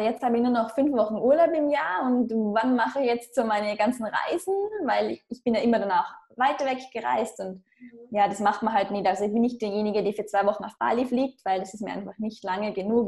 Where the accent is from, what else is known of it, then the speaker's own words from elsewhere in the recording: Austria; moved away as an adult; Ich bin auch in einem Dorf aufgewachsen in Österreich, also jetzt nicht einmal nahe einer Stadt